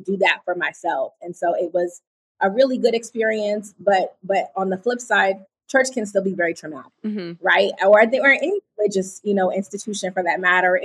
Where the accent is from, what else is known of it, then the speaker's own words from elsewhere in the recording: East Coast, United States; I'm from the East Coast